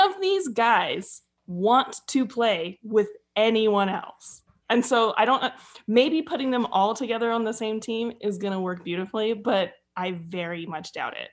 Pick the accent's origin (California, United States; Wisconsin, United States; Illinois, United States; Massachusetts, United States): California, United States; north of the Bay Area, Northern; I'm from Northern California, but north of the Bay Area.